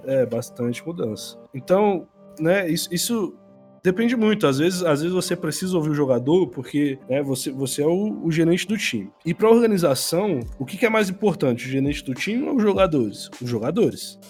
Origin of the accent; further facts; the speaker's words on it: Brasília, Federal District, Brazil; moved away as an adult; now in São Paulo, Brazil; eu estava em Brasília, eu sou de Brasília